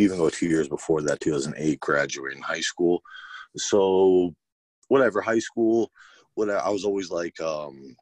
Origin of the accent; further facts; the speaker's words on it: Bethpage, New York, United States; I grew up there, born and bred, Bethpage